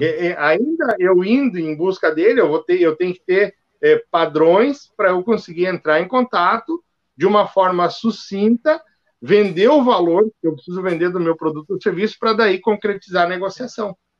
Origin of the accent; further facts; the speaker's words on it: Novo Hamburgo, Rio Grande do Sul, Brazil; also born or lived in Frederico Westphalen; eu sou natural de Frederico Westphalen mas me criei aqui em Novo Hamburgo